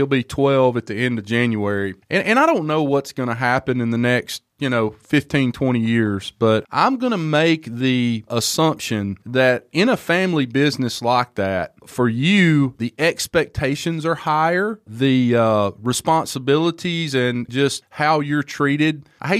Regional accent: Alabama, United States; I'm from Alabama

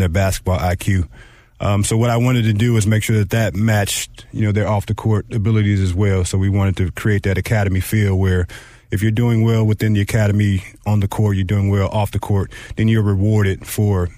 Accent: St. Louis, Missouri, United States; I'm a person that lives and dies and breathes, you know, just St. Louis

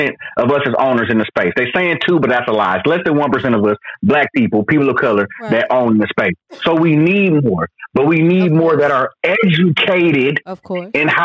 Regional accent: Oakland, California, United States; I'm from East Oakland. My parents from East Oakland

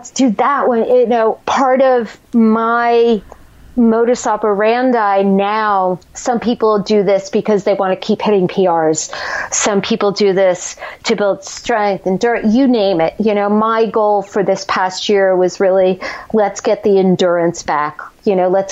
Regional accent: New Jersey, United States; we're both from Jersey

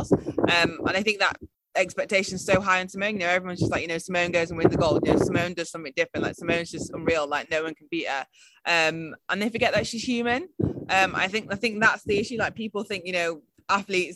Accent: United Kingdom; I'm British and, you know, really proud

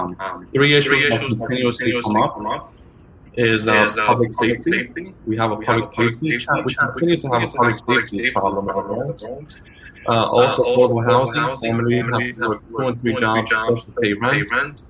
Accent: Bronx, New York, United States; I grew up in the Bronx, I know about our issues

